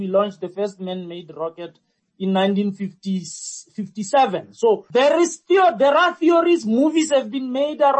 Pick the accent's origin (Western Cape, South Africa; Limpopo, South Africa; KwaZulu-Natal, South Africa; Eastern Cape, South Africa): Limpopo, South Africa; now in Gauteng, South Africa; I'm from Limpopo and I live in Gauteng